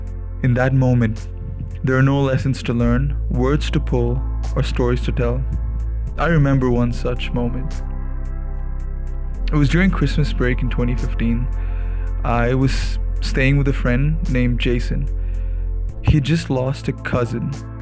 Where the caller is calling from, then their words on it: Bangalore, Karnataka, India; I'm tuning in from Bangalore, India.